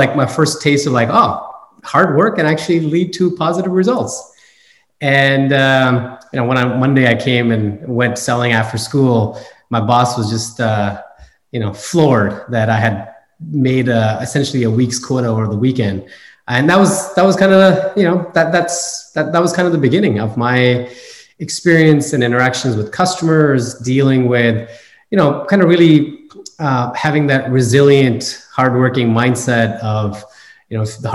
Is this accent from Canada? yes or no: yes; Canada; moved away as an adult; now in California, United States; I'm a first generation immigrant. I grew up in Canada.